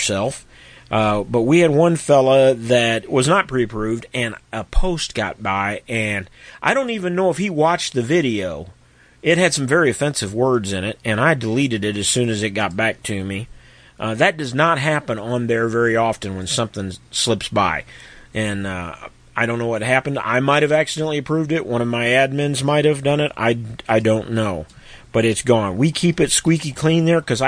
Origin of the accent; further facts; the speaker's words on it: Missouri, United States; my home state of Missouri